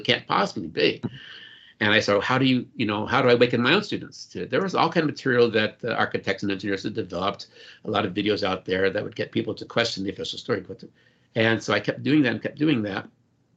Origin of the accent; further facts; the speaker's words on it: New Orleans, Louisiana, United States; When I was a little kid, I grew up in New Orleans, Louisiana